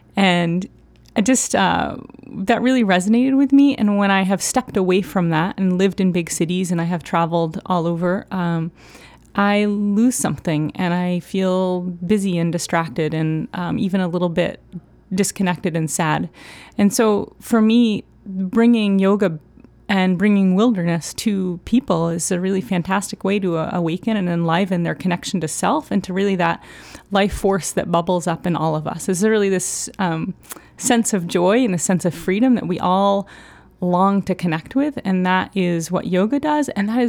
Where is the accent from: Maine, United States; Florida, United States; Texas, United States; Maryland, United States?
Maine, United States; Down East; now in Portland, United States; I grew up in Down East Maine. So I always grew up in a wild landscape.